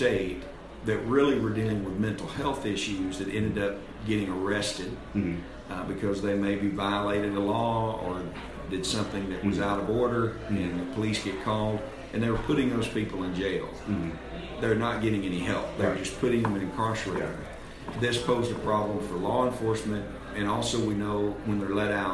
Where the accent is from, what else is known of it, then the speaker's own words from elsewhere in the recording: Supply, Arkansas, United States; also born or lived in Pocahontas, Arkansas; Actually, a little town. I was way in the country. Supply, Arkansas.